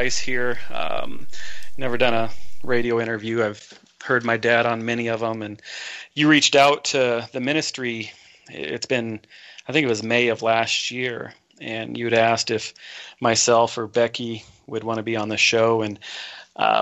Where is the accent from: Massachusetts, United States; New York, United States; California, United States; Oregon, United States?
Oregon, United States; Portland; I was born in Portland, Oregon, a little town called, or a suburb, we call it St. John's